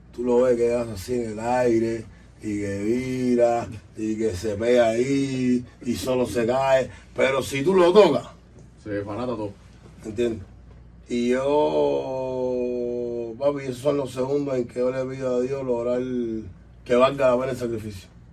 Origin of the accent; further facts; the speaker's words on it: Cuba; now in Miami, United States; somos cubanos, pero vivimos aquí